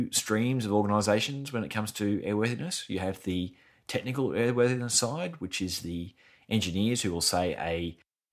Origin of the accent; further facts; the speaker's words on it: Brisbane, Queensland, Australia; my hometown, Brisbane in Australia